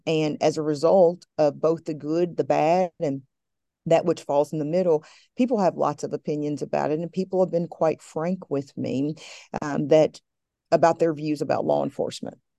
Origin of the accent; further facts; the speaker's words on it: Appalachia, Southwest Virginia, United States; I'm from the Blue Ridge Mountain Range of Appalachia, from Southwest Virginia